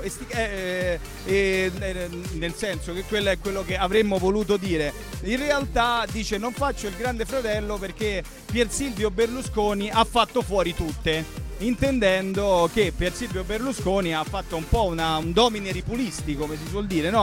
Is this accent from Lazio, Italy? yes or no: yes; Rome, Lazio, Italy; noi romani